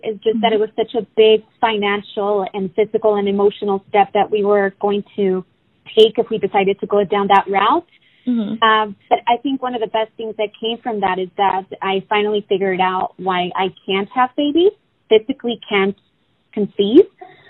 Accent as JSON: {"language": "English", "town": "Oxnard", "region": "California", "country": "United States", "tie": "born or raised there", "also_born_or_lived": "Mexico", "said": "Well, I was born in Mexico. I grew up in Oxnard, California."}